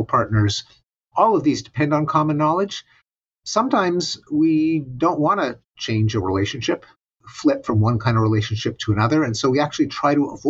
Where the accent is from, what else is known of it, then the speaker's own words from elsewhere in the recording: Quebec, Canada; moved away; growing up in Quebec